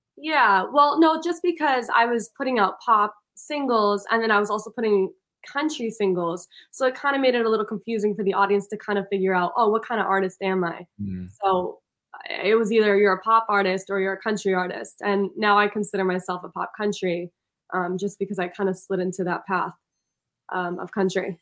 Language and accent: English; Milan, Lombardy, Italy; now in Boston, United States; milan italy